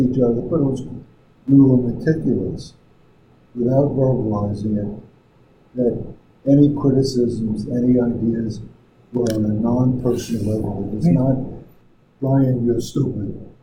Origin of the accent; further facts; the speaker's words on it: New York, United States; moved away as an adult; also born or lived in Midwest / Wayne County, Pennsylvania; I grew up in New York